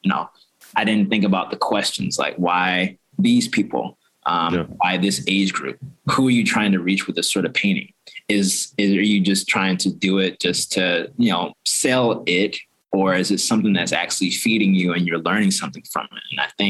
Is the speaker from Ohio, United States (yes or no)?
no; Florida, United States; now in Baltimore, United States; So I came in 2011 from Florida, West Beach, Florida. For school. Yeah. And I've been in Baltimore ever since.